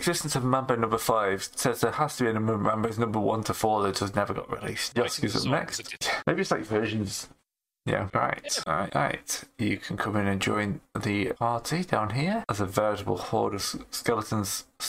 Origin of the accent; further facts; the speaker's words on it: England, United Kingdom; I am English, though.